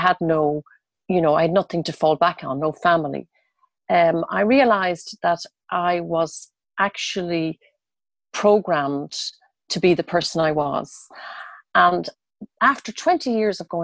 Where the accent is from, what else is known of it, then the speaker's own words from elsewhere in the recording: Dublin, Leinster, Ireland; moved away as an adult; I'm originally from Dublin. And when I was 22 years old, I left and I went traveling around